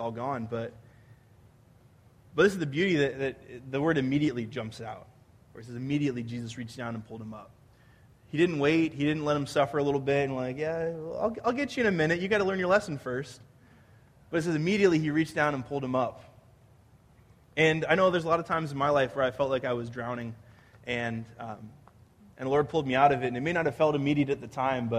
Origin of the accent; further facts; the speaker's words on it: San Diego, California, United States; I grew up in San Diego. From an early age, we had a healthy respect for the water.